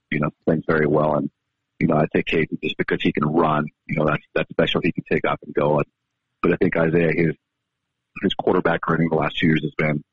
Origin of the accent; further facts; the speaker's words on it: Baker, Montana, United States; moved away; I'm from the East. I'm from Baker.